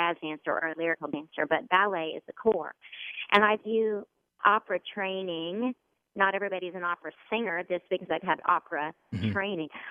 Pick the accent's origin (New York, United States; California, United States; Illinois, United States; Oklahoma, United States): Oklahoma, United States; I'm from Oklahoma, so I don't have things that have been that old around me.